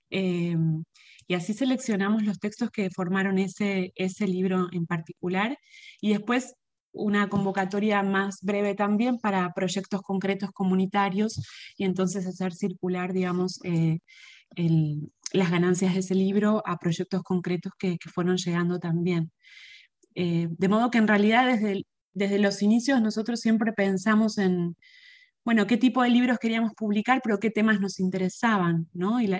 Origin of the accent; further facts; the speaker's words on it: Puerto Rico; porque esas cosas no existen en, en un país de donde yo vengo fueron un poco el impulso para lo que fue nuestro primer título, que fue para la posteridad, una antología sobre el paso del huracán María en Puerto Rico